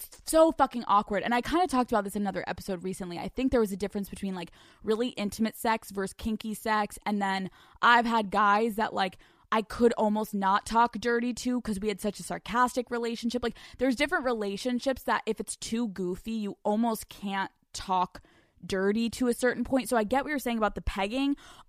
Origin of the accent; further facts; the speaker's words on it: the South, United States; I'm from the South. Don't judge me.